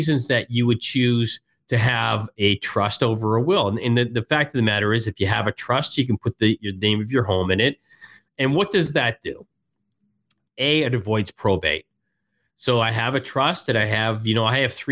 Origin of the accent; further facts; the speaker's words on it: Canada; moved away; I'm originally from Canada